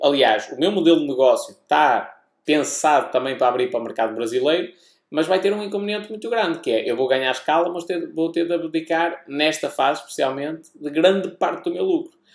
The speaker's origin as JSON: {"language": "Portuguese", "country": "Portugal", "accent": "European Portuguese", "said": "o nosso sotaque"}